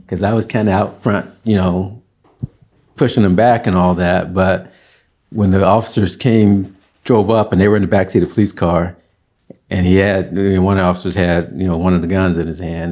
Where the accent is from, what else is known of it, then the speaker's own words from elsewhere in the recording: Birmingham, Alabama, United States; moved away as an adult; now in San Francisco, United States; all of my schooling, school years, elementary through college, was in Alabama